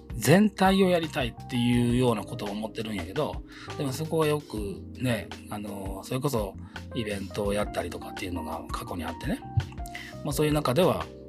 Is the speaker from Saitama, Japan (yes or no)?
no; Tamba, Hyogo, Japan; moved away; 僕あの兵庫県丹波市春日町